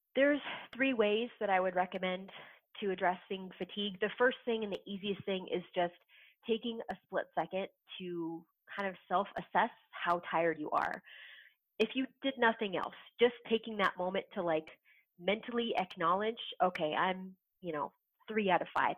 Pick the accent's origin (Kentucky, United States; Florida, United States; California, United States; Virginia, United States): California, United States; Southern; moved away as an adult; now in Wisconsin, United States; I'm a Southern California girl. I was born and raised in SoCal